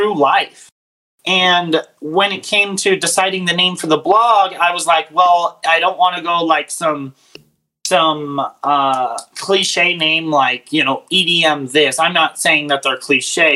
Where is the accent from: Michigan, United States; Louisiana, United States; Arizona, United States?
Arizona, United States; We grew up in Arizona